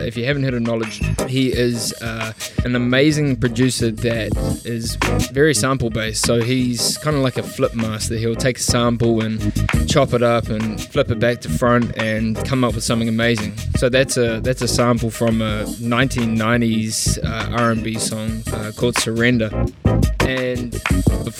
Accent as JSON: {"language": "English", "region": "Auckland", "country": "New Zealand", "tie": "born or raised there", "moved": "as an adult", "lives_now": "Melbourne, Australia", "said": "back in my hometown of Auckland, New Zealand"}